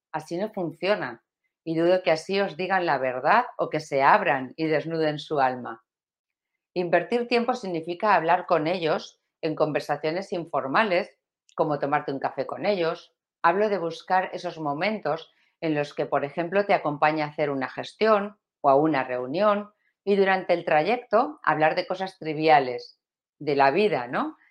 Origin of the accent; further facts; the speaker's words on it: Valencia, Valencian Community, Spain; de España como yo, bueno, y de Valencia como yo, yo soy valenciana